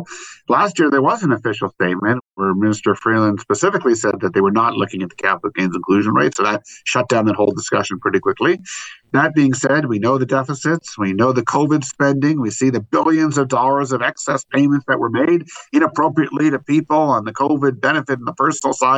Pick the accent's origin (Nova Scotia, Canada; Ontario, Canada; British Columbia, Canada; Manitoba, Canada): Ontario, Canada; Toronto; Being from Toronto